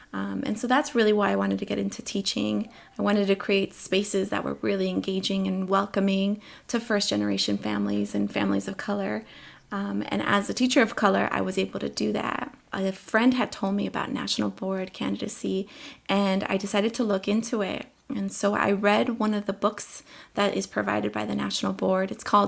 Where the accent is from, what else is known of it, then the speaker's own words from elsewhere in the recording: Colombia; born there; first language Spanish; English is a second language; moved away; I was born in Colombia. And at home, my family was really good about making sure that we all kept speaking Spanish and we were tied to our roots.